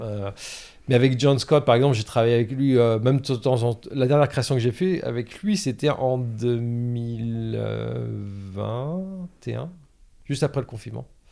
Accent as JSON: {"language": "French", "town": "Caen", "region": "Normandy", "country": "France", "tie": "born or raised there", "also_born_or_lived": "New York", "moved": "yes", "said": "j'ai grandi à Caen, en Normandie, euh, dans les années quatre-vingts"}